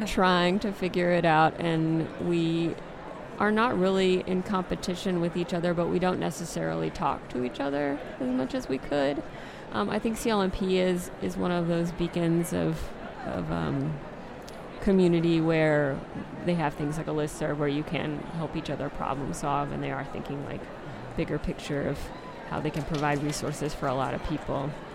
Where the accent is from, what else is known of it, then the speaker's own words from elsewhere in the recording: South Carolina, United States; moved away; I'm originally from South Carolina